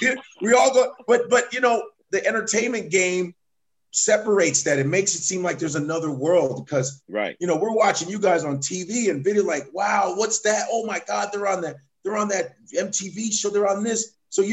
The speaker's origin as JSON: {"language": "English", "town": "Chicago", "region": "Illinois", "country": "United States", "tie": "born or raised there", "moved": "as an adult", "lives_now": "New York, United States", "said": "I grew up in Chicago."}